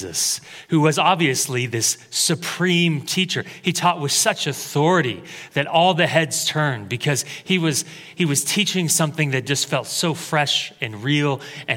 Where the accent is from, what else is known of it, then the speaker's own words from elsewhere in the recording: Creswell, Oregon, United States; I moved back to my hometown to work at Taco Bell.